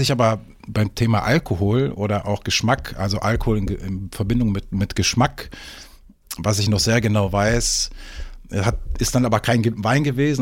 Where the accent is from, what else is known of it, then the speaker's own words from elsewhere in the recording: Cologne, North Rhine-Westphalia, Germany; moved away as an adult; also born or lived in Hamburg / Düsseldorf; now in Eckernförde, Germany; ich bin eigentlich gebürtiger Kölsche. Ne? Ah, ähm, ja, okay. ich bin äh, eine, rheinische Frohnatur, kann man so sagen, ne? äh, wie man so manchmal ein bisschen hören kann. Ähm, ja, dort aufgewachsen